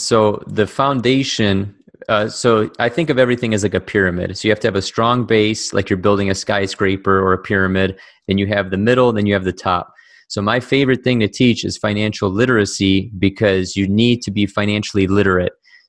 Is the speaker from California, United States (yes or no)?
no; Cleveland, Ohio, United States; raised in Cleveland, Ohio